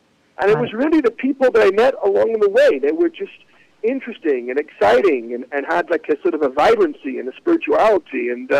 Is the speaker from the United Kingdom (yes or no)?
yes; England, United Kingdom; I mean, you know, growing up in England, it was a little bit segregated.